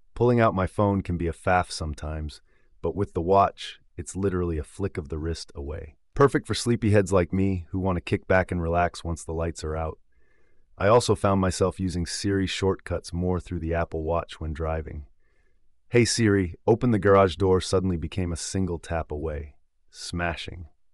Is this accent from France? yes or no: no; United Kingdom; your British host